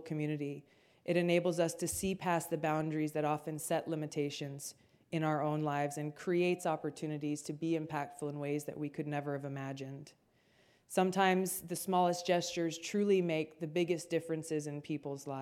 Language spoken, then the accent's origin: English; Hawaii, United States; Growing up in Hawaii, I'm the fourth of five kids